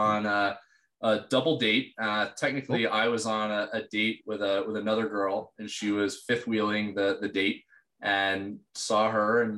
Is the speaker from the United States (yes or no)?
yes; Atlanta, Georgia, United States; also born or lived in Greenville, South Carolina; I grew up in Georgia, in the suburbs outside of Atlanta, finished high school out near the University of Georgia